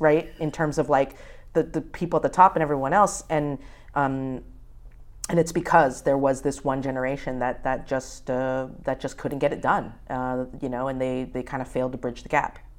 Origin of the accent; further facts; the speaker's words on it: United States; being an American